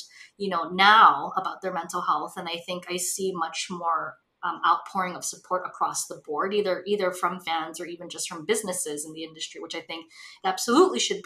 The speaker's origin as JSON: {"language": "English", "region": "Hawaii", "country": "United States", "tie": "born or raised there", "moved": "yes", "lives_now": "Los Angeles, United States", "said": "I grew up in Hawaii, which is basically like an island version of the Midwest."}